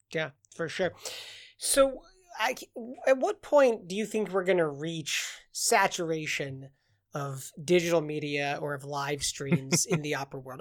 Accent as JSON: {"language": "English", "region": "Southeast Michigan", "country": "United States", "tie": "born or raised there", "said": "Growing up in Southeast Michigan"}